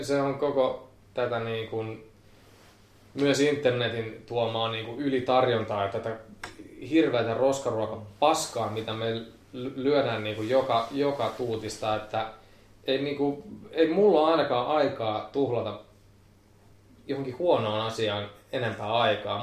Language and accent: Finnish; Pori, Satakunta, Finland; mä oon porilainen